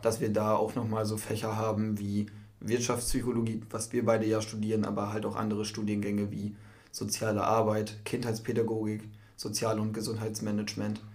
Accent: Cloppenburg area, Lower Saxony, Germany; moved away as an adult; now in Emden, Germany; ich komme aus dem Kloppenburger Raum und bin vor einem Jahr nach Emden gezogen

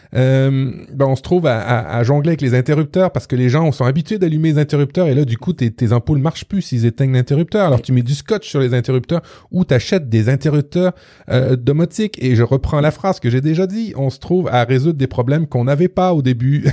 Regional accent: Quebec, Canada; chez nous au Québec

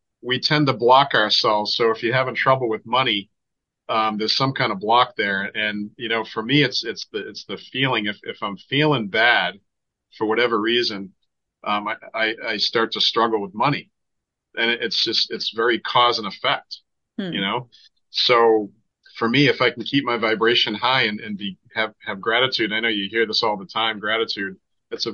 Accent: Boston, Massachusetts, United States; I'm from Boston

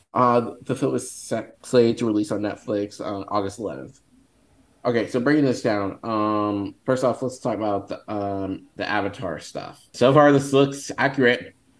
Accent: Northern California, United States; I'm from Northern California

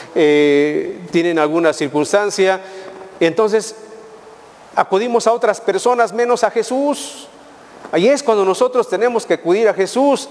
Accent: Mexico; como pueblo mexicano somos, les digo y les vuelvo a decir, Somos muy fervorosos

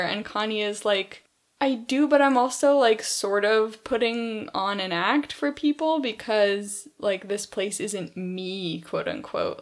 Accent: California, United States; growing up in California

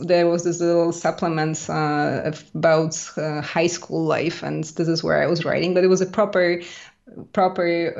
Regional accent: Poland; now in France; I grew up in a very small village in middle of Poland

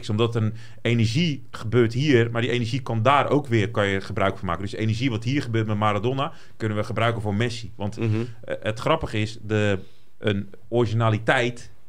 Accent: Brazil; En ik ben een Braziliaan, hè.

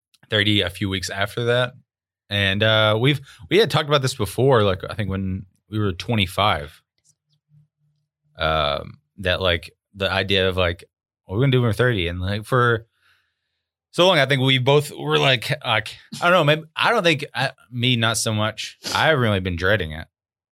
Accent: Arkansas, United States; I grew up in Arkansas in a trailer and double wide most of my life.

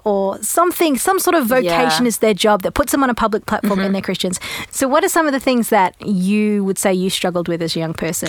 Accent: Australia; also born or lived in Europe; So I'm Australian originally, but grew up in Europe.

